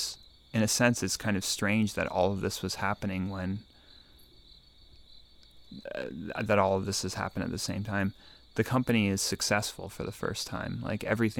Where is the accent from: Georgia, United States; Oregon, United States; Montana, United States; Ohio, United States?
Oregon, United States; Eugene; moved away; also born or lived in California / New York City / Finland; I grew up in Eugene. I lived between California and Oregon growing up